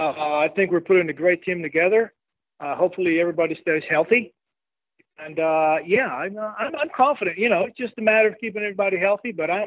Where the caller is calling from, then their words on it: Medellin, Antioquia, Colombia; I'm calling from Medellin, Colombia, down here in South America.